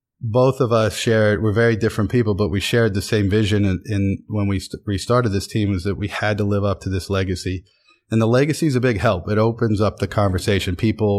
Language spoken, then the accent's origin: English; Williamsport, Pennsylvania, United States; Williamsport, Pennsylvania. Town of 35,000 people in the Susquehanna Valley. No one's ever heard of soccer before.